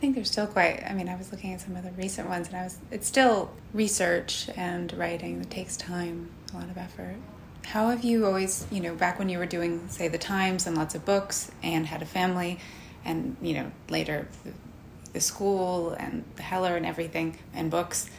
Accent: London, United Kingdom; moved away as an adult; now in New York, United States; I was born here, yeah. But I grew up in London

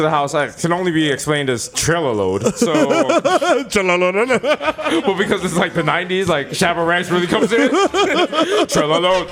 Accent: New York City, New York, United States; We're no longer the dirty guys from the Bronx. We're still dirty from the Bronx.

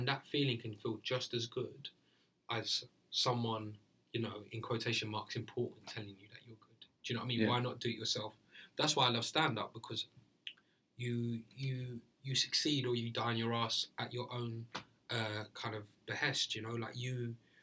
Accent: London, United Kingdom; I'm from Deptford

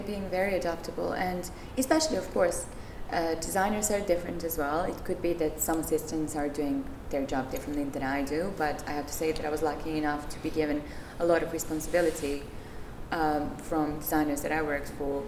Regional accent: Serbia; moved away as an adult; also born or lived in Czech Republic / Belgium; now in United Kingdom; I'm from Serbia, and I used to live in Czech Republic, in Belgium, and in the UK.

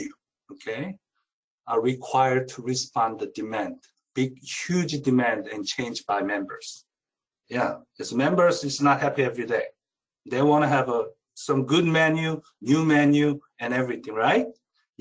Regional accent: South Korea; now in United States; I'm originally from Korea

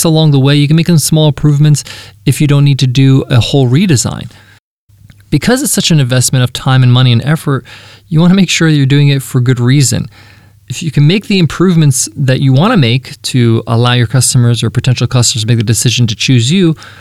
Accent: Long Island, New York, United States; the American lifestyle, which I grew up in. That's I'm an American

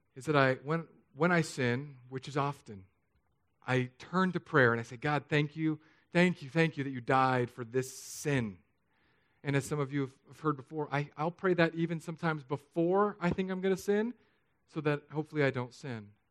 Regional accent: San Diego, California, United States; also born or lived in Hawaii; now in Florida, United States; I grew up in San Diego, I lived in Hawaii, and now Florida

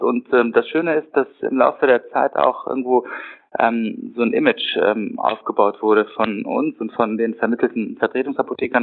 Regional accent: Düsseldorf, North Rhine-Westphalia, Germany; also born or lived in Aachen; bin in Düsseldorf geboren und aufgewachsen

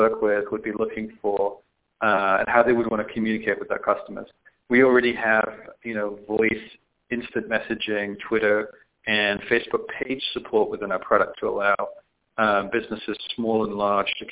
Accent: the north of England, United Kingdom; moved away as an adult; now in San Francisco, United States; I'm originally from Northern England, but I moved to like Silicon Valley, San Francisco in the mid-90s

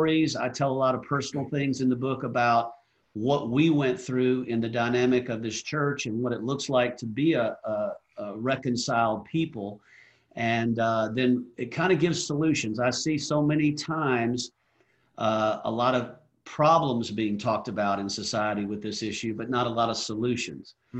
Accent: Atlanta, Georgia, United States; growing up in the South in Atlanta, Georgia

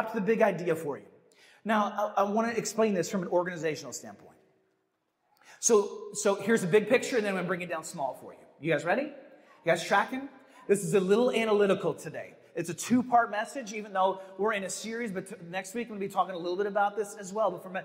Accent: Midwest, United States; growing up in the Midwest

